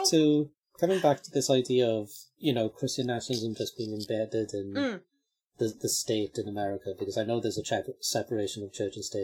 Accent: South Wales, United Kingdom; the culture that I grew up with in South Wales

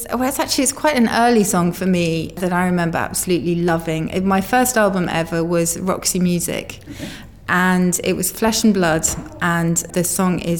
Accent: United Kingdom; I mean, I think as a British person in New York or in America, you have a slight privilege in that you know it's a cliche, but people genuinely do love the way you talk

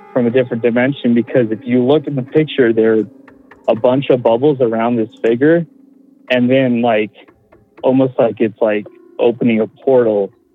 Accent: Colorado, United States; I'm from Colorado

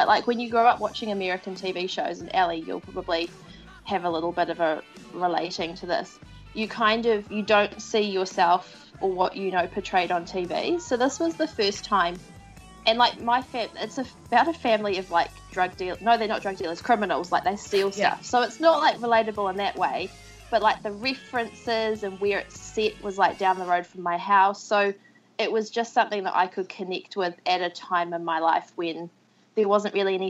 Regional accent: New Zealand

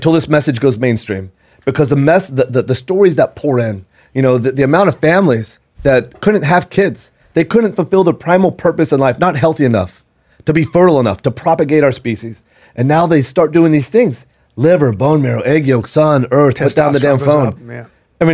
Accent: San Antonio, Texas, United States; I grew up in San Antonio

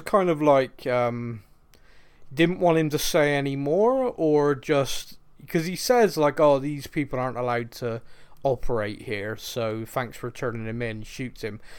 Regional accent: Bristol, South West England, United Kingdom; I'm from Bristol here in England

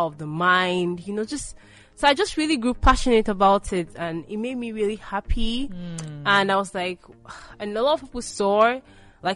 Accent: Rivers State, Nigeria; I'm from Rivers.

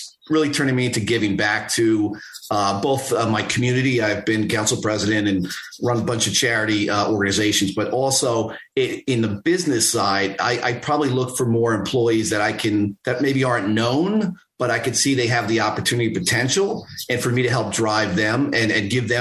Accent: Garden City, New York, United States; Garden City, New York, part of Long Island

